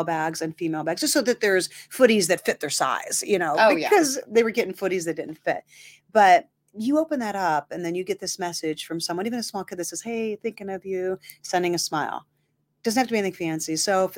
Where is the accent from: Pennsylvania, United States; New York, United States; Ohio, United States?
Ohio, United States; Massillon; now in Youngstown, United States; originally from there, moved here in 91